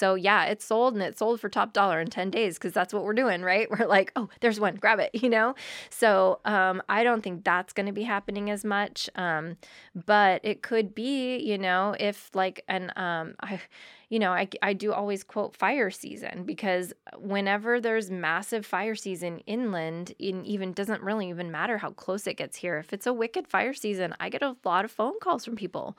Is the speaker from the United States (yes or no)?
yes; Burbank, California, United States; now in Humboldt, United States; which is where I grew up in Southern California, in Burbank. And it's so cookie cutter.